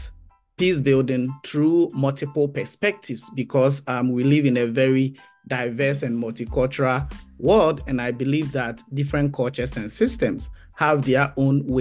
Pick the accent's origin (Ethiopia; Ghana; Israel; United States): Ghana; moved away as an adult; also born or lived in Bristol, United Kingdom / Canada; I am a teacher and originally from Ghana. I grew up in Ghana and spent most of my adult life there